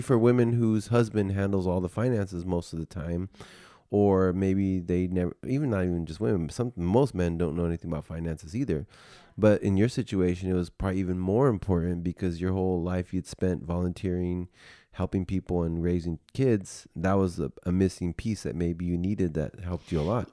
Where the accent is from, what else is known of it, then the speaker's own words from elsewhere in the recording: United States; I'm just, like, the only American